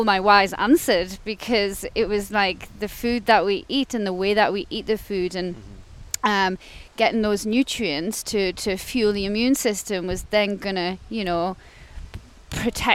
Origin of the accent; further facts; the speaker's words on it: Gateshead, North East England, United Kingdom; So I'm originally from Gateshead, so the other side of the water. And yeah, grew up there with my sister and my mum and my dad. So I basically lived there my whole life